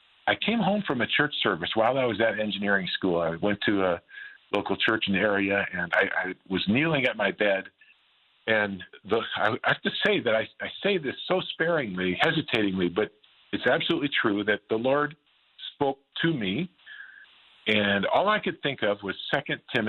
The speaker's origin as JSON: {"language": "English", "town": "Green Bay", "region": "Wisconsin", "country": "United States", "tie": "born or raised there", "moved": "as an adult", "lives_now": "Southern California, United States", "said": "I was kind of the high school bully growing up in Green Bay."}